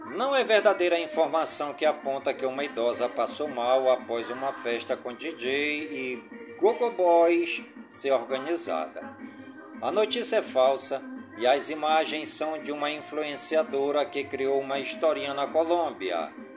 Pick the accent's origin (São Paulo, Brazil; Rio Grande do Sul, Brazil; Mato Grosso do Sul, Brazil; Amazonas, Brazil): Amazonas, Brazil; Careiro da Várzea; as comunidades do Careiro, da Várzea, minha cidade natal